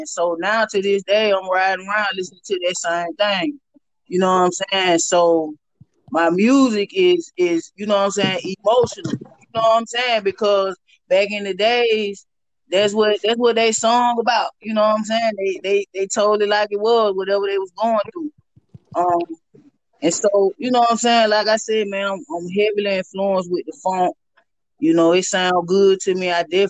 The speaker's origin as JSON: {"language": "English", "region": "the South", "country": "United States", "tie": "born or raised there", "said": "You know, growing up in the South, going to church"}